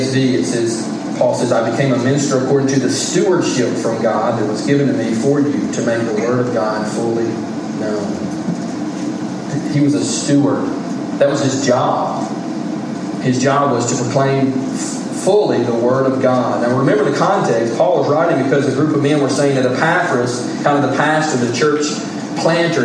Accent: United States; I'm an American

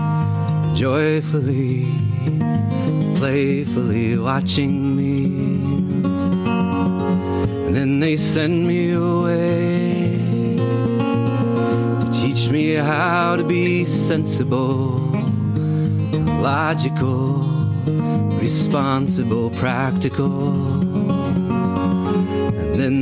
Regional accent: Ohio, United States; now in Ithaca, United States; I grew up in Ohio. So kind of farmland, Ohio

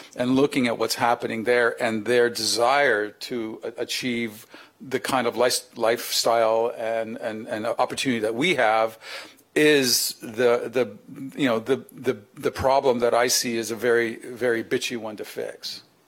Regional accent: Canada; as a Canadian, you know, uh, we are a northern you know, uh, you know, country

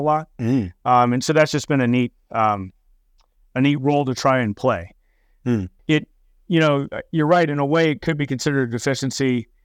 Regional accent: Fresno, California, United States; I grew up in Fresno, California

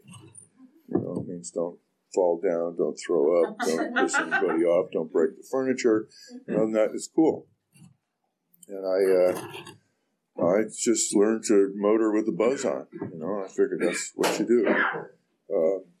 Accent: Orinda, California, United States; I grew up in Orinda, child of the 60s

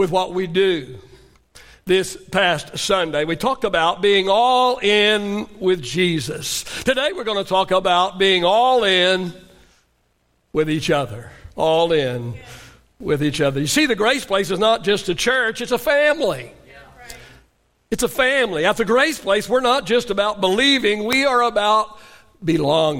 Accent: Oklahoma, United States; I grew up in Oklahoma, so we called it supper

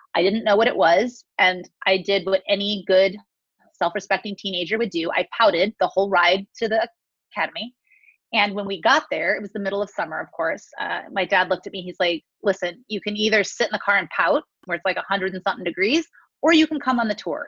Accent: California, United States; now in Las Vegas, United States; I grew up in California, kind of born and raised there

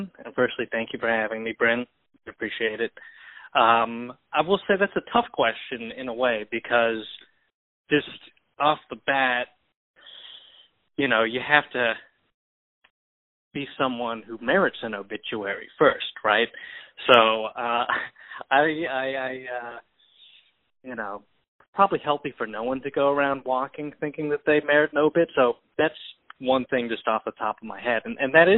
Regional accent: Milan, Lombardy, Italy; moved away; I was born in Italy, in Milan

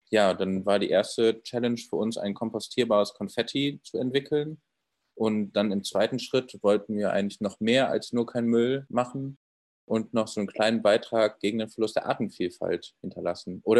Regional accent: Cologne, North Rhine-Westphalia, Germany; Und ich komme ursprünglich aus Köln, wie der andere Mitgründer, der Chris.

